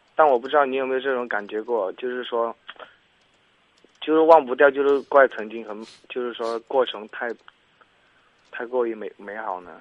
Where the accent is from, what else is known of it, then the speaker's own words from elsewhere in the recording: Xuchang, Henan, China; 我家许昌的嘛